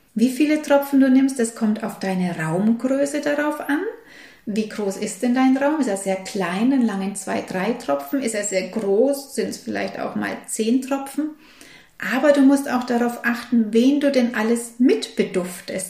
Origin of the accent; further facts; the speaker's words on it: Germany; hier bei uns in Deutschland